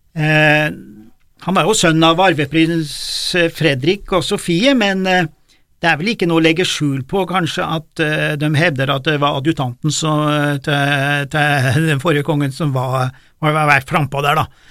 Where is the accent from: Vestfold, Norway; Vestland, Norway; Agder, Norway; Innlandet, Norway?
Innlandet, Norway; Gudbrandsdalen; jeg er jo fra Gudbrandsdalen